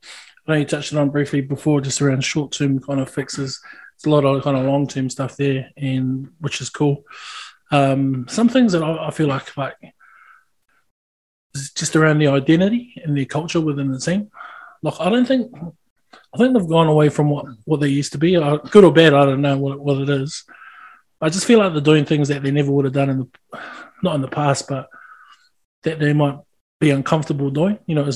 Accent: New Zealand; I'm still a Kiwi.

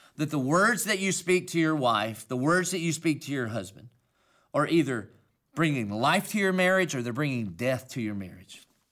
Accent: Dillon, South Carolina, United States; accent: southern country; I obviously have a southern country accent. And that's because I'm from Dillon, South Carolina

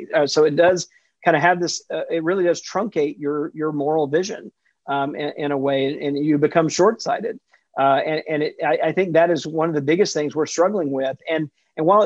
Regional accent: Jackson, Mississippi, United States; I grew up in Jackson, Mississippi in the 70s and 80s

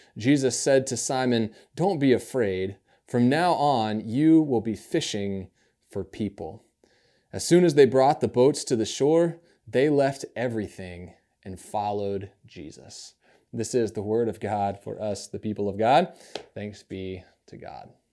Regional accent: upstate New York, United States; born or raised there; also born or lived in Alabama

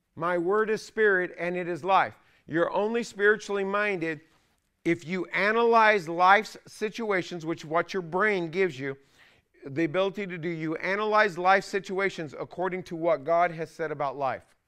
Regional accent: California, United States; I was raised in California

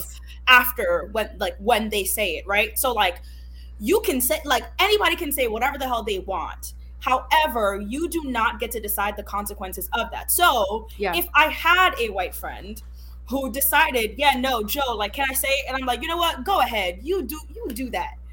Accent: Haiti; first language Haitian Creole; English is a second language; moved away; English is not my first language, Creole is, I was born in Haiti.

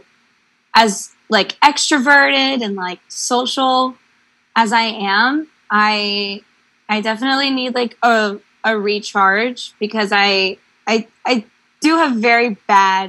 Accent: Houston, Texas, United States; moved away as an adult; my family lives in Texas and I grew up in Houston

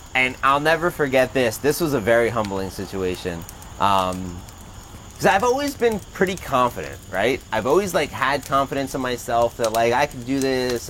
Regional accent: Toms River, New Jersey, United States; I grew up in Tom's River in a very small thinking town

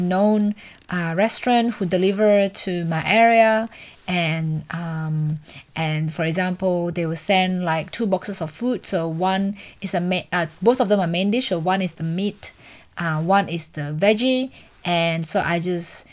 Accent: Indonesia; English is a second language; moved away as an adult; now in Australia; I come from Indonesia, so everything back home in Indonesia is so cheap

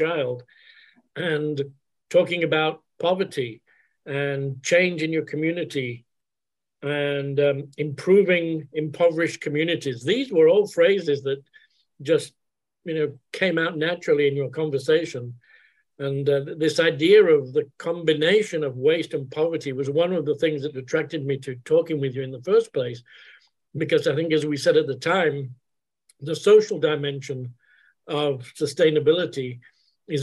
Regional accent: England, United Kingdom; moved away; I'm originally from England

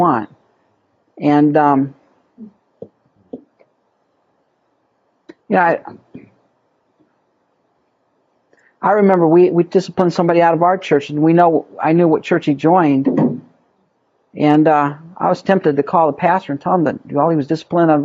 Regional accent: United States; as American Christians

